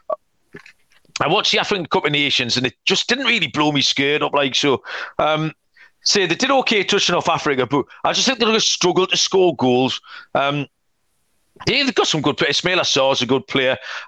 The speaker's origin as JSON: {"language": "English", "region": "England", "country": "United Kingdom", "said": "It should be England, and obviously we're both English."}